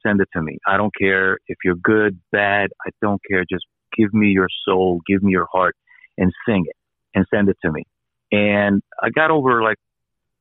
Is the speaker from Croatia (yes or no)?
yes; Croatia; moved away; I was born in Croatia.